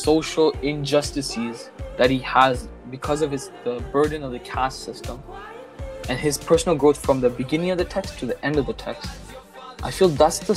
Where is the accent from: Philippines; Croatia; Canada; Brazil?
Canada; I grew up in Canada